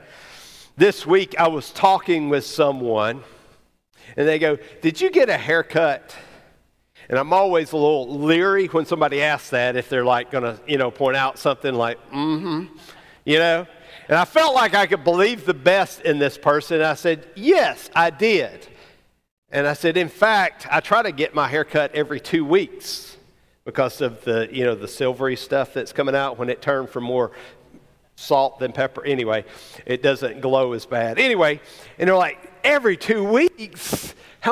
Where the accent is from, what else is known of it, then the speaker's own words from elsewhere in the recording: Alabama, United States; growing up in Alabama, or maybe just in the family I grew up